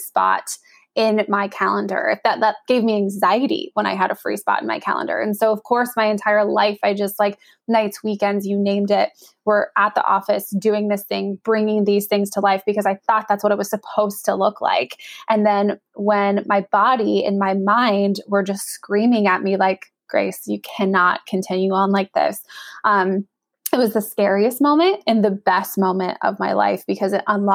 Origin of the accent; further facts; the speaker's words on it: Northern California, United States; I'm from Northern California. We had a NBA team in town.